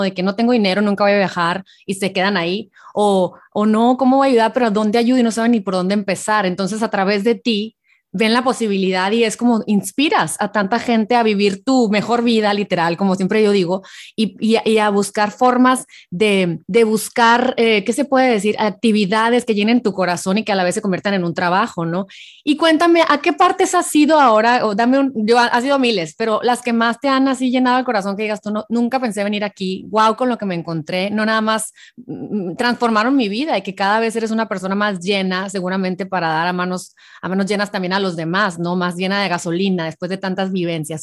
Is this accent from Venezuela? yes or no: no; Hermosillo, Sonora, Mexico; mi tierra, Hermosillo